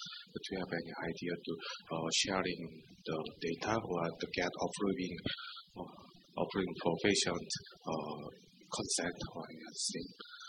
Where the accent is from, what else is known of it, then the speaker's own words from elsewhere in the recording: South Korea; I come from South Korea.